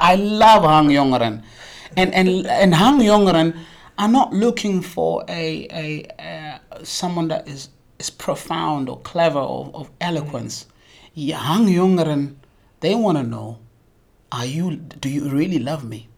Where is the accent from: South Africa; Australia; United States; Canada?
South Africa; moved away as an adult; now in Lansingerland, Netherlands; as a South African